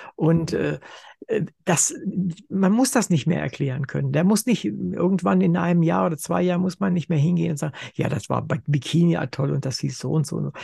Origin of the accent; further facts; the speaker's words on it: Wolfenbüttel, Lower Saxony, Germany; ich komme ja aus Wolfenbüttel